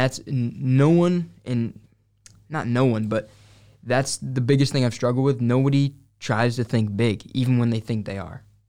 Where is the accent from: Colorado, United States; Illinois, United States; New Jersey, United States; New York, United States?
New York, United States; Syracuse; I grew up right here in, uh, Syracuse.